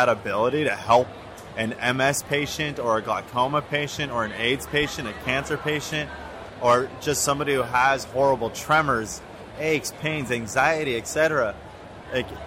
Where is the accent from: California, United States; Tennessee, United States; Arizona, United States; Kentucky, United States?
California, United States; Los Angeles; growing up in Los Angeles